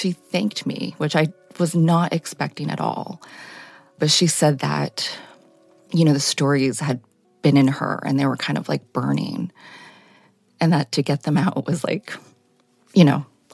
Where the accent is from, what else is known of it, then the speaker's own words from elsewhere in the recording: Chappaqua, New York, United States; I was raised in Chappaqua, New York